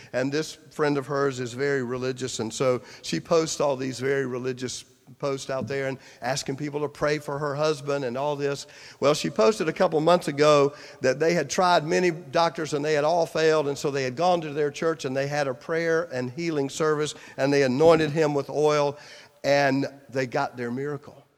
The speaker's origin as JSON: {"language": "English", "town": "Clinton", "region": "South Carolina", "country": "United States", "tie": "born or raised there", "moved": "as an adult", "said": "my hometown newspaper, Clinton, South Carolina."}